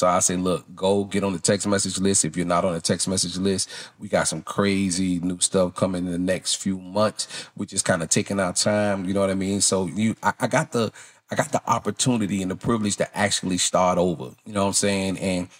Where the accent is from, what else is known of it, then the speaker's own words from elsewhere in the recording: Mississippi, United States; You know, I grew up in Mississippi, so it's different.